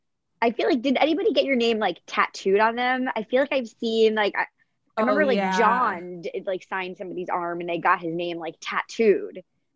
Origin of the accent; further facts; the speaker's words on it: New York, United States; moved away; I grew up in New York